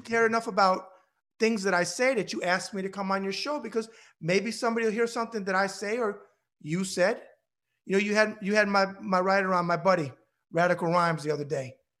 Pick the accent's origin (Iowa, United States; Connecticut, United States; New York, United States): New York, United States; I'm a New Yorker